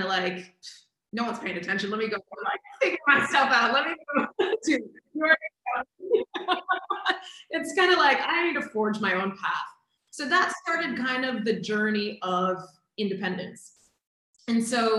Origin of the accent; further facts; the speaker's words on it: Boston, Massachusetts, United States; moved away; I'm from Boston originally.